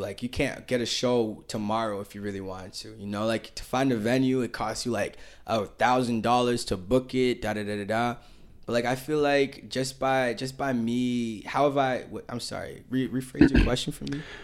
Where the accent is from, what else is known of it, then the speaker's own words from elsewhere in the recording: Boston, Massachusetts, United States; I'm from Boston